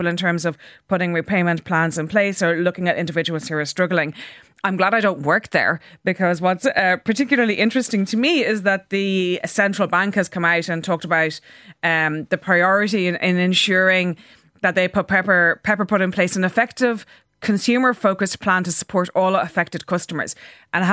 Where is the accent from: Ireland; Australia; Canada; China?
Ireland; Leitrim, Connacht; I'm from Leitrim